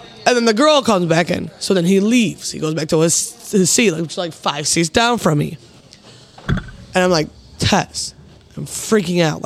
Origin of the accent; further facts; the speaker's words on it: St. Clair Shores, Michigan, United States; I'm from St. Clair Shores, too